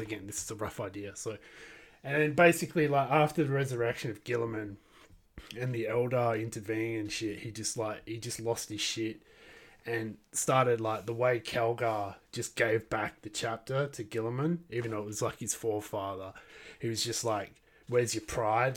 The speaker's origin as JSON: {"language": "English", "country": "Australia", "said": "I am from Australia."}